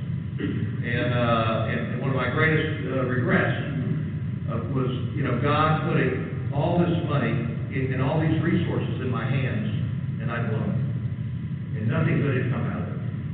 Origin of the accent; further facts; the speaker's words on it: United States; growing up in the United States